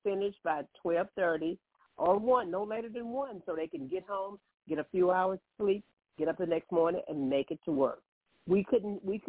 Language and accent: English; Columbus, Mississippi, United States; moved away; in my hometown. Because that's Columbus, Mississippi